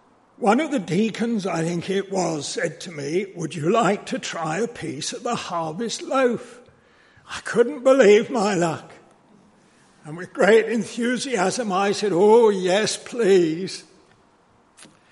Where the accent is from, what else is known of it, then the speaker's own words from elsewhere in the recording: London, United Kingdom; As a boy, I was brought up in Oakwood Baptist Church in North London